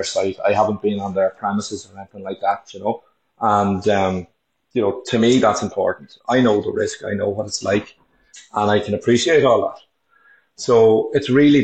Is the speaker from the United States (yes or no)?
no; Dublin, Leinster, Ireland; moved away as an adult; now in Omagh, United Kingdom; originally I'm from Dublin and I moved up to Omagh about 12 years ago in County Tyrone